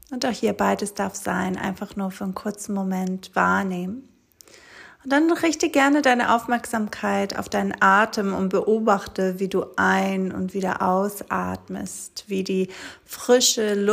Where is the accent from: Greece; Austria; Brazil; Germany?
Greece; German is a second language; moved away as an adult; nach Griechenland auf der kleinen Insel, wo ich aufgewachsen bin, wo ich die ersten 18 Jahre meines Lebens verbracht habe.